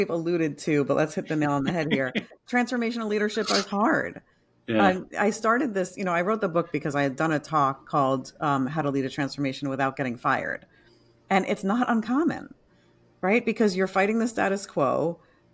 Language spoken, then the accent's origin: English; New York, United States; moved away; I'm a New Yorker originally